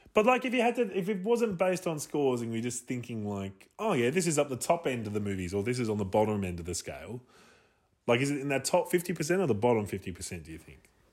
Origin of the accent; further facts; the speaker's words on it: Australia; we're from Australia